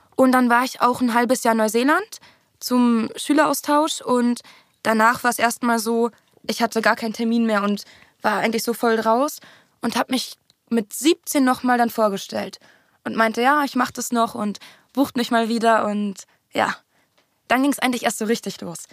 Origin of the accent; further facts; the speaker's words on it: Berlin, Germany; first language German; Haus da in dieser Siedlung am Tempelhofer Feld. Siedlung. Genau, und da bin ich halt aufgewachsen